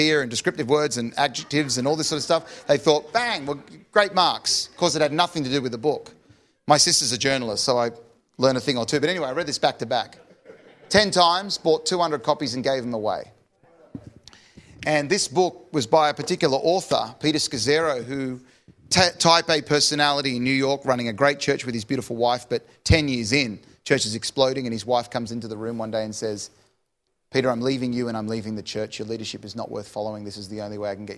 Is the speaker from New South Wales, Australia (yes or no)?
yes; Sydney, New South Wales, Australia; I'm from Sydney